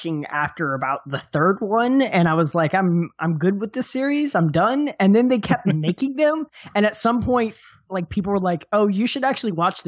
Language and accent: English; Dallas, Texas, United States; I'm from Dallas